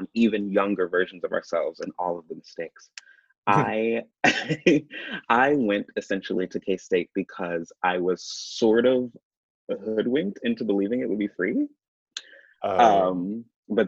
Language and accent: English; Kansas City, Missouri, United States; also born or lived in Raytown, Missouri; born and raised here and didn't leave until I went to school at K-State.